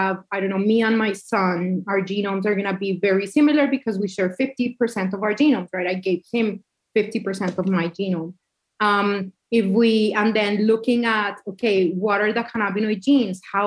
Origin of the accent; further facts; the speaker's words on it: Cali, Valle del Cauca, Colombia; also born or lived in Colorado / upstate New York; now in New York, United States; I grew up in Cali, Colombia.